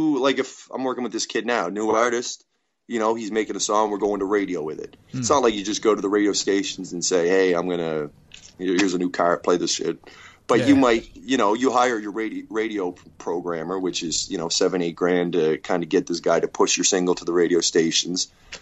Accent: British Columbia, Canada; I'm from Vancouver Island, and I work up in the Alberta oil sands.

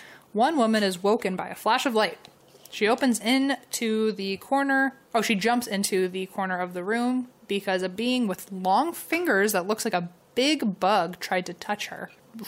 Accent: San Diego, California, United States; I grew up in the San Diego area, so I've heard of the Whaley House, but never been to it.

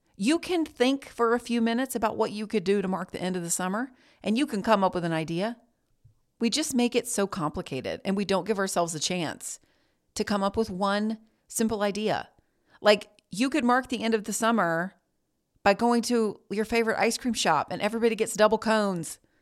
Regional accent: Greensboro, North Carolina, United States; I was born in Greensboro, and other than three semesters at a college one town over, I have never left.

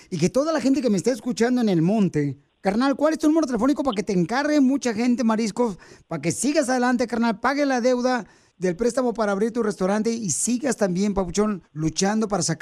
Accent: Tijuana, Baja California, Mexico; now in United States; Nomás dile a la gente a qué venimos Estados Unidos de Tijuana, papuchón.

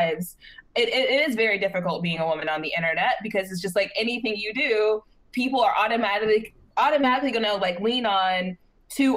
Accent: the South, United States; I'm from the South

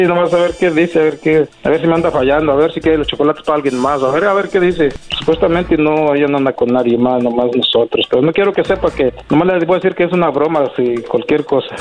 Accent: Mexico; yo soy de San Luis.

